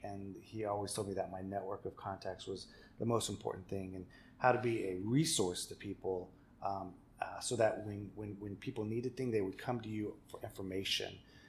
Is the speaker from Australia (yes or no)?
no; Kansas City, Kansas, United States; Yes, born and raised in Kansas City, Kansas.